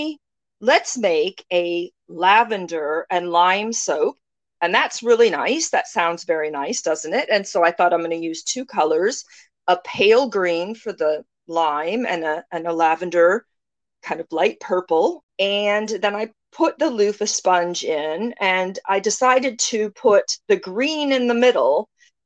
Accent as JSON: {"language": "English", "country": "United States", "moved": "as an adult", "lives_now": "United Kingdom", "said": "As an American"}